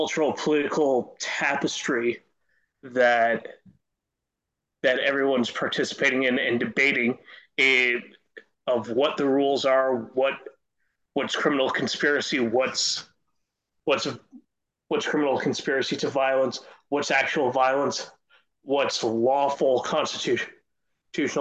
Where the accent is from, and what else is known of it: Canada